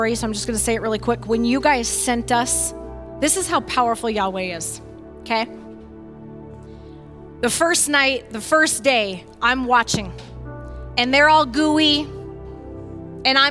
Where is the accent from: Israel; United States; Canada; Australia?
United States; Findlay, Ohio; from Flag City